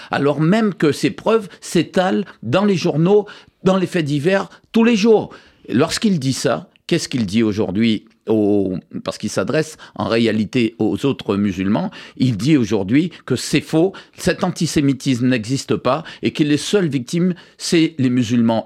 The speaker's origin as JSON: {"language": "French", "region": "Guadeloupe", "country": "France", "said": "je suis guadeloupéen, 100% français, je suis simplement d'origine libanaise"}